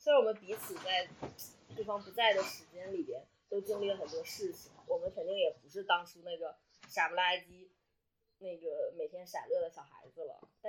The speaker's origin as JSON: {"language": "Chinese", "town": "Panjin", "region": "Liaoning", "country": "China", "tie": "born or raised there", "said": "来到盘锦， 嗯 我的家乡。"}